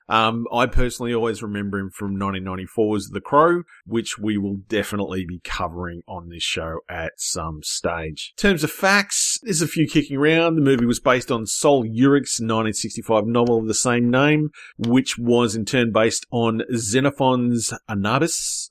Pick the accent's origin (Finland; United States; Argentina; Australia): Australia; I'm from Australia